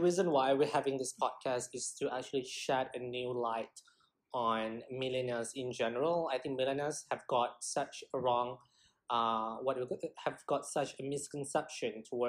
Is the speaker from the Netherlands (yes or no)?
no; Kuala Lumpur, Malaysia; we're both millennials, and growing up in Kuala Lumpur, Malaysia